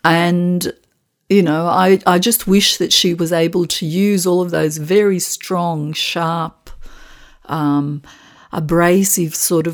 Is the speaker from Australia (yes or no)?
yes; Australia; I am Australian, of Macedonian background.